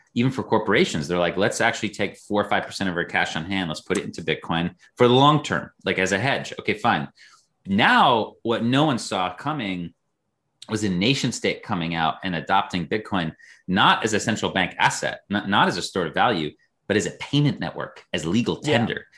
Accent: United States; as an American

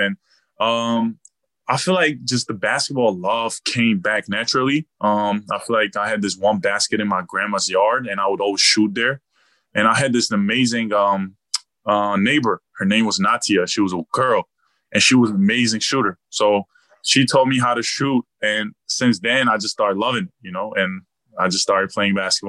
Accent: Georgia; also born or lived in Biella, Italy / Montverde, Florida; now in South Orange, United States; I'm from Georgia.

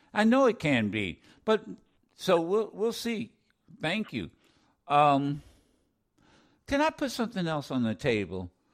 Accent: Ohio, United States; accent: Ohio; my Ohio accent

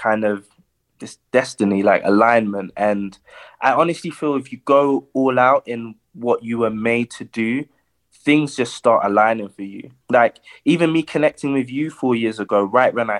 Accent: London, United Kingdom; I'm from Peckham. We call it the Narm. So yeah, I'm from the Narm.

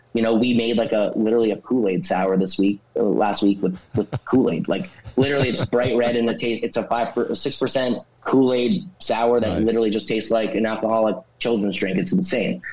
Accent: northern New Jersey, United States; I grew up in northern New Jersey, uh, slightly more north than where the brewery is

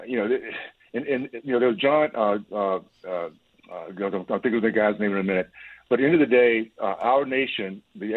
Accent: United States; we call ourselves Americans

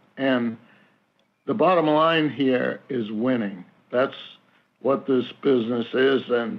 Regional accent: New England, United States; owning this team in my hometown.

